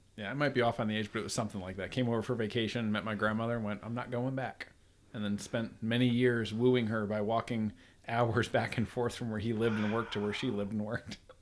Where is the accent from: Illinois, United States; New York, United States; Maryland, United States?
New York, United States; Troy; now in Virginia, United States; I'm from Troy, New York, near Albany